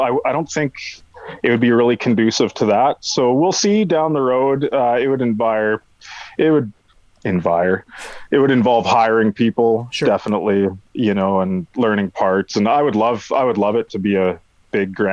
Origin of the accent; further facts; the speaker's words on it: Manitoba, Canada; moved away as an adult; also born or lived in Nelson, British Columbia / Kelowna, British Columbia / Vancouver, British Columbia; I grew up in Manitoba, not in Winnipeg, grew up on a farm